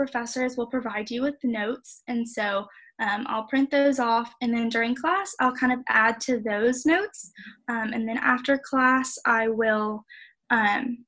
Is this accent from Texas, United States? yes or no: yes; Katy, Texas, United States; I am from Katy, Texas